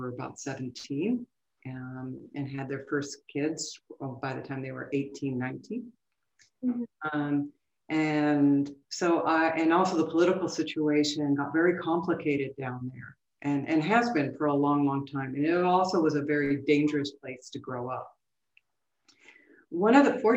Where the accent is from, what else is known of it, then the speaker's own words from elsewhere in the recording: Caracas, Capital District, Venezuela; moved away; also born or lived in Rome, Italy; So I ended up being raised in Caracas, Venezuela, and I went to an American school.